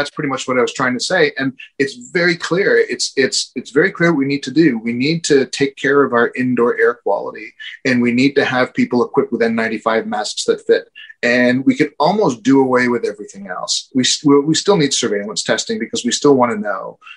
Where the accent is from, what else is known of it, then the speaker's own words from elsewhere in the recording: Canada; as a Canadian